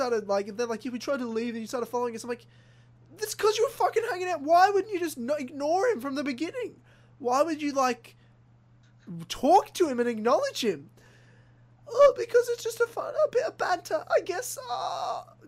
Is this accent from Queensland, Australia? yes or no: yes; Brisbane, Queensland, Australia; moved away; thousands of kilometers away from where I grew up in Brisbane